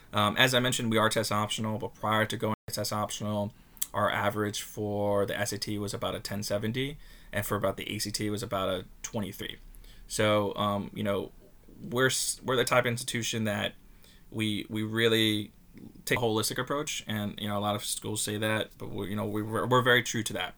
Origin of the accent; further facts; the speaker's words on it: Long Beach, New York, United States; I'm a Long Island native. I grew up in Long Beach.